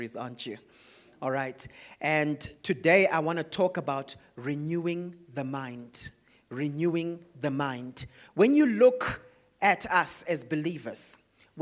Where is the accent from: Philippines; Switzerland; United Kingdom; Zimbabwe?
Zimbabwe; Growing up in Zimbabwe.